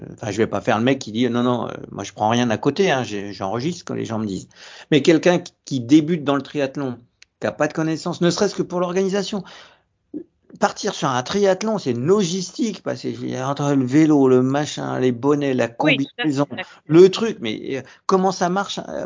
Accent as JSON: {"language": "French", "town": "Saint-Germain-en-Laye", "region": "Île-de-France", "country": "France", "said": "je suis de Saint-Germain-en-Laye"}